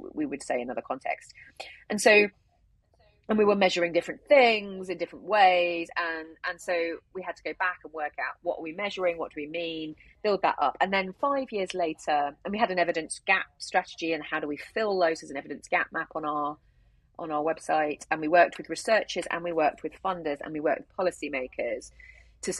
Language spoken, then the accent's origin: English; United Kingdom; we're British